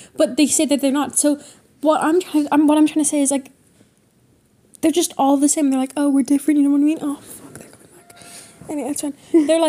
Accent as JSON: {"language": "English", "country": "Ireland"}